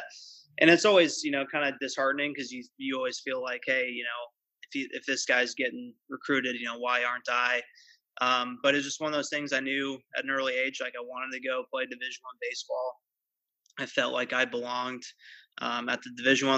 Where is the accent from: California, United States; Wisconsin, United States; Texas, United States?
California, United States; Pleasanton; grew up in the San Francisco Bay Area, in the East Bay. I'm from Pleasanton. I live here currently